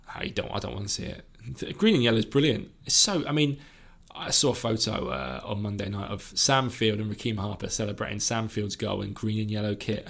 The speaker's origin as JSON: {"language": "English", "country": "United Kingdom", "said": "I'm from the South Coast rather than from the area"}